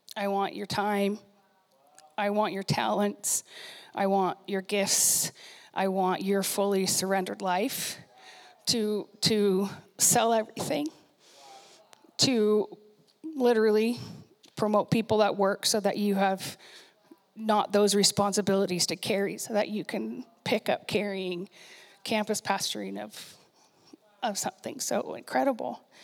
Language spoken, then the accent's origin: English; Puyallup, Washington, United States; moved away as an adult; also born or lived in San Diego, California / Bellevue, Washington; places I grew up and new people I know and like have heard of Puyallup, Washington